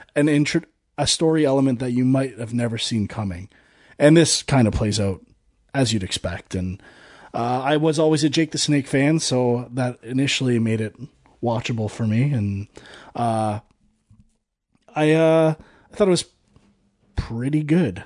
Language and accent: English; Canada; I am a Canadian